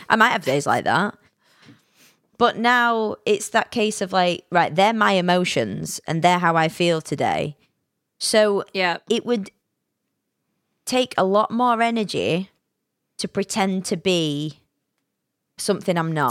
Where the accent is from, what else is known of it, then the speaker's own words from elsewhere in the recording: Yorkshire and the Humber, United Kingdom; I'm a Yorkshire lass